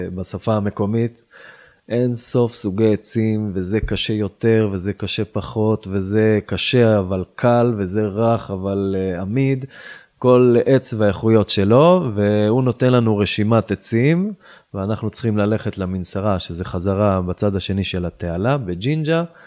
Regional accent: Yiron, Northern District, Israel; now in Tzivon, Israel; וגדלתי בקיבוץ ירעון, עשר דקות מפה, צפונה

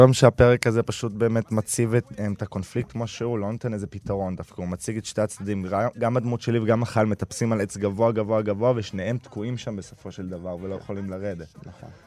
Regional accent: Tel Aviv, Tel Aviv District, Israel; אני תל אביבי ואני חילוני

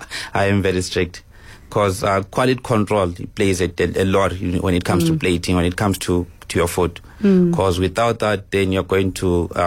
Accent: Zimbabwe; moved away as an adult; now in South Africa; actually I'm coming from Zim.

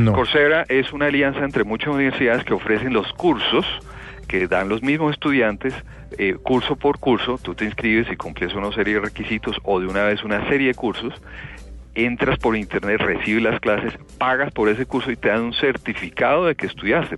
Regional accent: Colombia

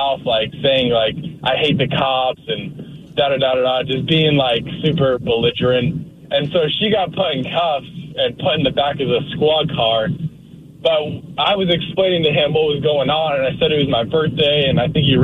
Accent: Spokane, Washington, United States; now in Shelton, United States; I grew up in Spokane

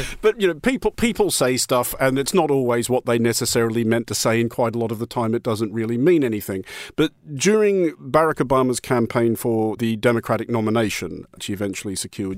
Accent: Australia; being an Australian as I am

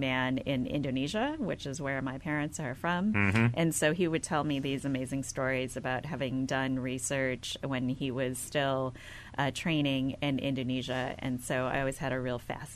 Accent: outside of Milwaukee, Wisconsin, United States; I was born and raised in the Midwest, outside of Milwaukee, Wisconsin

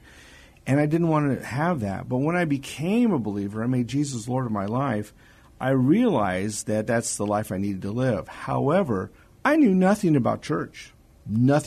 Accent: California, United States; also born or lived in Hawaii; I was born in California

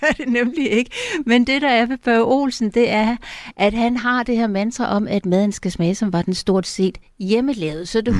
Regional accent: Funen, Southern Denmark, Denmark; now in Copenhagen, Denmark; jeg er godt nok Fynbo af oprindelse, men altså har boet i København i 30 år

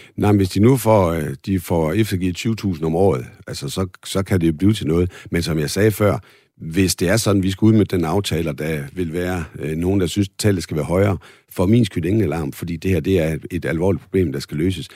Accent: Holstebro, Central Denmark Region, Denmark; Det ligger i Holstebro, min gamle hjemby

